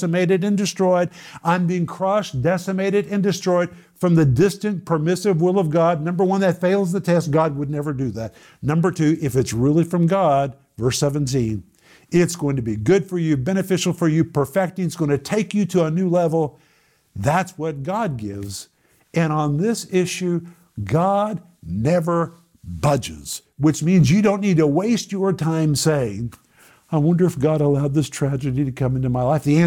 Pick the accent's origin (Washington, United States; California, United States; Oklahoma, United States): Oklahoma, United States; I grew up in Oklahoma